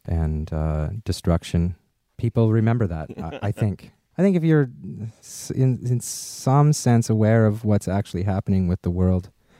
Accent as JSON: {"language": "English", "town": "Regina", "region": "Saskatchewan", "country": "Canada", "tie": "born or raised there", "said": "I was born in Regina, Saskatchewan. It's on the prairies."}